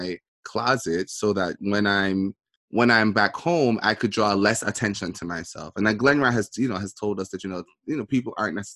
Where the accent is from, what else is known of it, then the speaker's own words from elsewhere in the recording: Portmore, Saint Catherine, Jamaica; moved away; I grew up in Waterford in Portmore